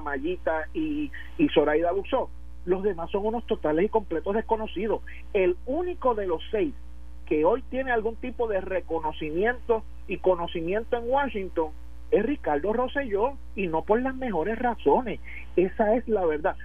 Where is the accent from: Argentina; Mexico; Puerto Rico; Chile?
Puerto Rico; somos puertorriqueños